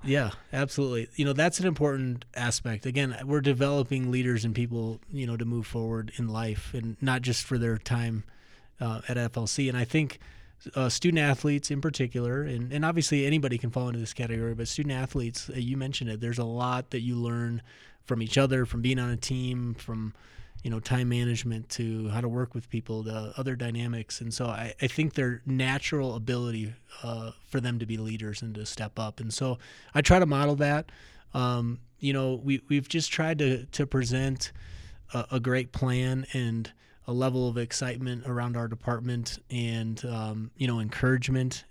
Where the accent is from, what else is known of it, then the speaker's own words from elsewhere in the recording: Minnesota, United States; now in Colorado, United States; I grew up in Minnesota